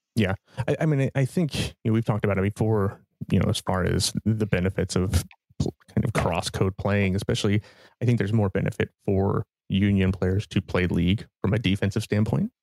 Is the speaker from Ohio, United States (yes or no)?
yes; Ohio, United States; moved away; I'm from Ohio originally